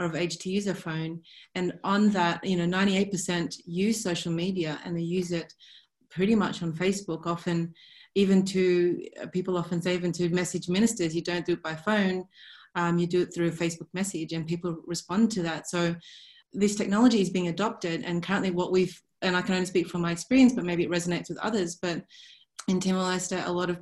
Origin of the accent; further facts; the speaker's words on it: Sydney, New South Wales, Australia; growing up in Sydney